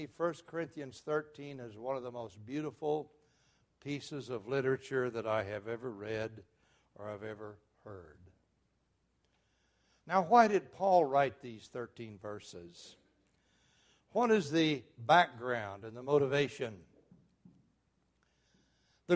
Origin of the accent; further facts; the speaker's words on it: Muskogee, Oklahoma, United States; When I was a boy growing up in Muskogee, Oklahoma